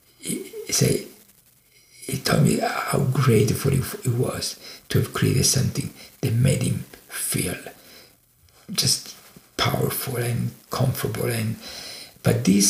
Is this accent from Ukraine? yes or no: no; Italy; now in United States; I was born and raised in Italy